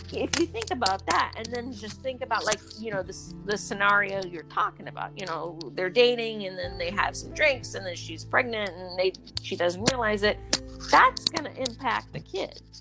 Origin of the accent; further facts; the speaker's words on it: Dutchess County, New York, United States; also born or lived in Raleigh, North Carolina; now in North Carolina, United States; I'm from Dutchess County, New York